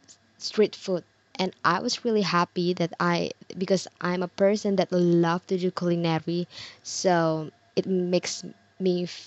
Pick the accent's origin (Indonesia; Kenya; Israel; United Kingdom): Indonesia; Sidoarjo, East Java; in my hometown Sidoarjo